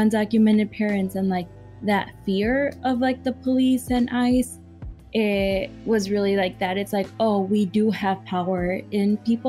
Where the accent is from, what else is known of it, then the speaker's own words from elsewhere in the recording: Chicago, Illinois, United States; being born and raised on the Southwest Side